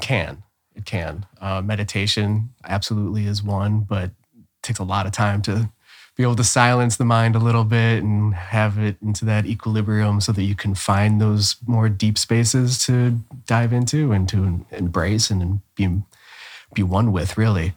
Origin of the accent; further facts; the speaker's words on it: Cleveland, Ohio, United States; moved away as an adult; also born or lived in Bay Area, California; now in Austin, United States; was born and raised in Cleveland, Ohio, and will never take the Cleveland out of me